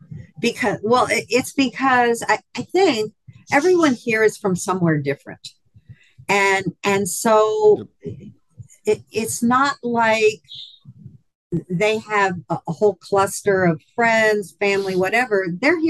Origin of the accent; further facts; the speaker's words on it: East Coast, United States; now in Hot Springs Village, United States; I was raised on the East Coast and lived on the West Coast for a long time.